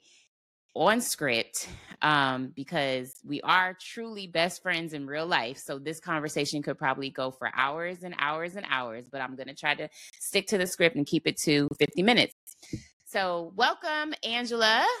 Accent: Cleveland, Ohio, United States; moved away as an adult; now in Dallas, United States; we're both from Ohio, Cleveland, Ohio

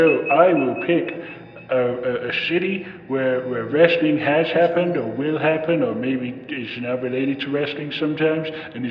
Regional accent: New York City, New York, United States; I'm from the Bronx

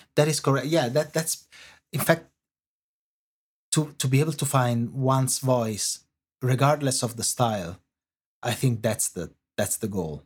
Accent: Italy; accent: Italian; English is a second language; moved away as an adult; now in London, United Kingdom; you can hear from my accent, um, I, I am Italian

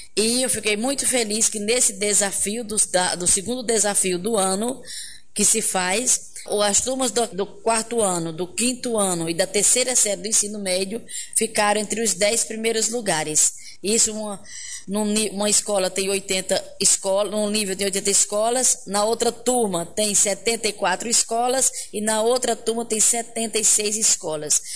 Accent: Milagres, Ceará, Brazil; moved away as an adult; also born or lived in Belém, Pará / Santa Isabel do Pará; eu sou filha da terra. Eu saí de Milagres quando eu tinha é, eh, 20 anos

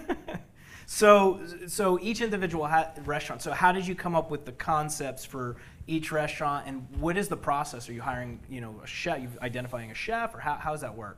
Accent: Bloomfield, New Jersey, United States; I'm from Jersey

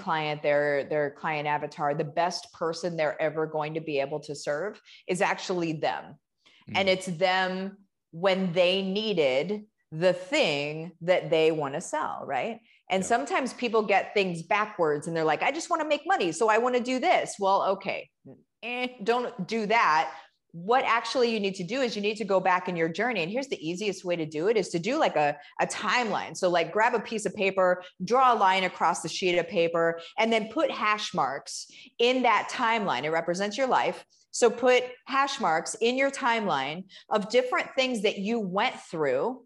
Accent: Central Illinois, United States; I grew up in Central Illinois, and okay. I grew up on a farm.

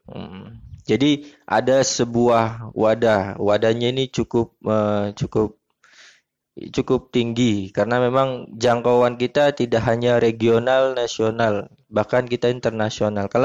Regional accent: Indramayu, West Java, Indonesia; Kalau uh, asal saya dari Indramayu Jawa Barat.

